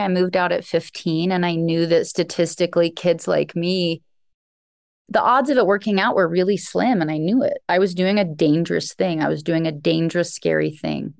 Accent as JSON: {"language": "English", "region": "Alaska", "country": "United States", "tie": "born or raised there", "said": "I grew up in Alaska. I was raised on a homestead by a single father."}